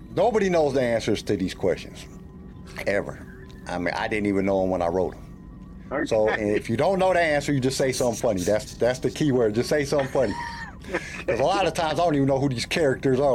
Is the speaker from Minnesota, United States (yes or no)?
no; California, United States; also born or lived in Denver, Colorado; now in Columbia, United States; Originally, I'm from California, but right now I live in Columbia, Missouri